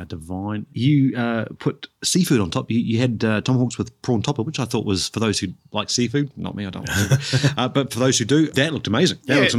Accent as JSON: {"language": "English", "country": "New Zealand", "tie": "born or raised there", "said": "Growing up in New Zealand, we were surrounded by seafood."}